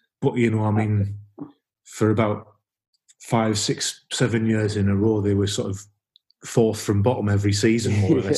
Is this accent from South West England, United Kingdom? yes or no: no; Sunderland, North East England, United Kingdom; moved away as an adult; now in Newcastle, United Kingdom; I'm from Sunderland